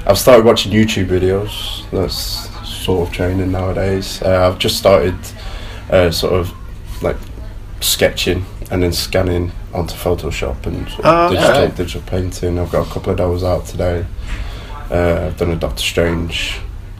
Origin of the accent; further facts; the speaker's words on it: Preston, North West England, United Kingdom; also born or lived in Aldershot; originally I was born in Aldershot. I've lived in Preston since I was about three